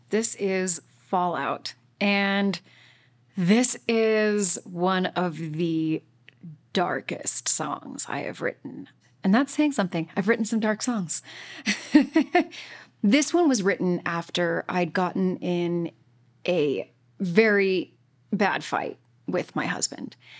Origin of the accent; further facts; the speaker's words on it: Utah, United States; moved away as an adult; also born or lived in Boston / New York City; was born and raised in Utah